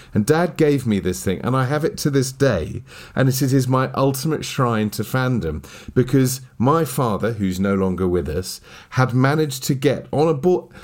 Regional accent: United Kingdom; being British as we are

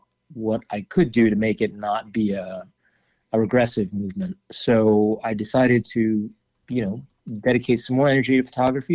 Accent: New York City, New York, United States; also born or lived in Paris; I was born in Manhattan on the Upper East Side, but grew up mainly on the Upper West Side.

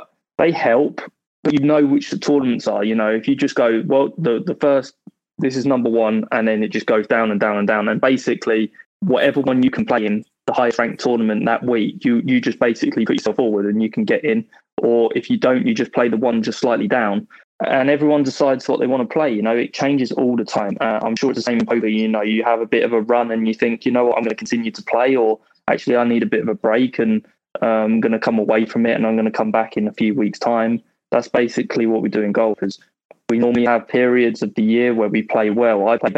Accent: Welwyn Garden City, East of England, United Kingdom; moved away as an adult; now in Miami, United States; Welwyn Garden City. Yeah, it's like 25 miles north of the centre.

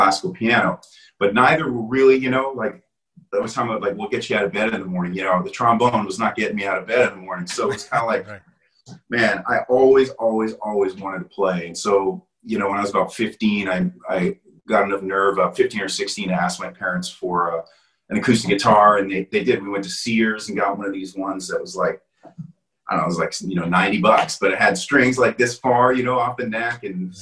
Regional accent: Canada; moved away as an adult; also born or lived in Wales / Toronto; now in United States; I was born in Wales. And, you know, when I was, you know, growing up, you know, we moved to Canada.

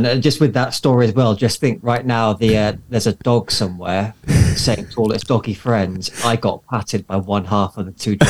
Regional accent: United Kingdom; now in New Zealand; I'm being British. I'm looking forward to the rain stopping here in New Zealand, where I am.

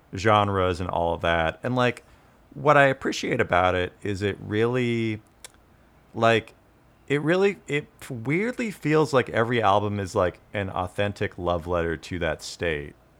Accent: Tulalip Reservation, Washington, United States; now in California, United States; I'm Native American, I grew up on the Tulip Reservation

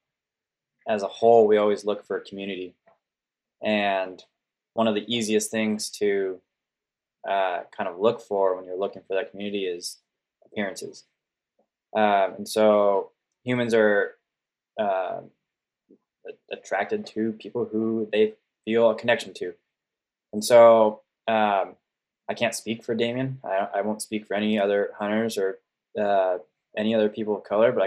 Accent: Sonoma, California, United States; now in Oregon, United States; I grew up in California, more specifically the North Bay of the San Francisco Bay Area

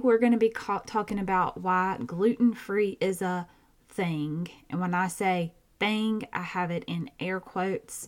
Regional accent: Georgia, United States; accent: twang; I have a twang because I'm from Georgia

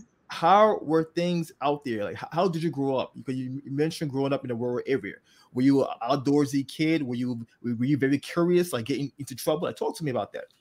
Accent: Liberia; moved away; I was not born here. I was born in Liberia, um, a country in West Africa

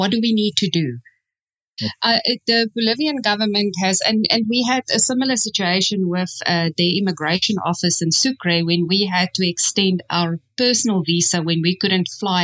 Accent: South Africa; moved away; where are you from? We go, South Africa

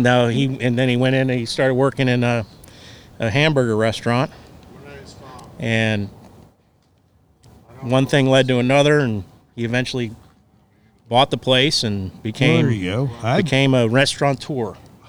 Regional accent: South Florida, United States; I grew up in South Florida, and I grew up going to the Bahamas my whole life.

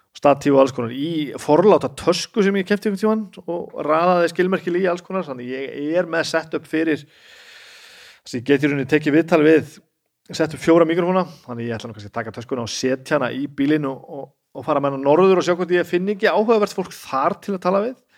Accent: Húsavík, Northeastern Region, Iceland; moved away; ég er alltaf frá Húsavík

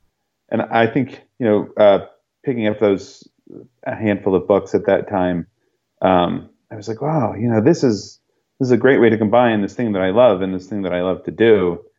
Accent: California, United States; born there; also born or lived in San Diego / Bay Area / New Mexico; I was born in Southern California. My family moved around quite a bit when I was younger. We lived a bit in, you know, the San Diego area, a bit in the Bay Area, a little bit in New Mexico

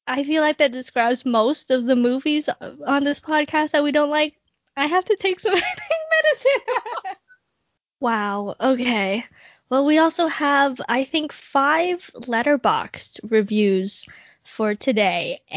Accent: Wales, United Kingdom; I'd say this offended me as a Welshman

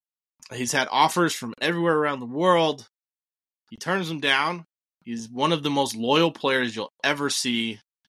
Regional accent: Ireland; I am an Irish person myself.

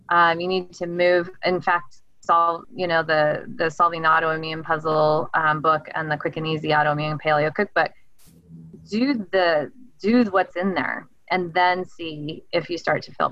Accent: the South, United States; But I always say I was raised in the South. So my dad was in the Navy and I'm a I'm a southern girl

